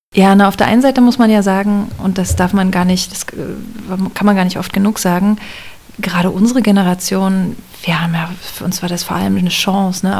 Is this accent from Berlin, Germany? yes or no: no; Cottbus, Brandenburg, Germany; also born or lived in Potsdam / Kraków; geboren und aufgewachsen bin ich in Cottbus